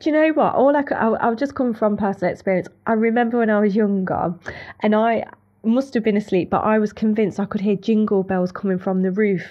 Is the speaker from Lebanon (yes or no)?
no; Leicester, East Midlands, United Kingdom; I'm from Leicester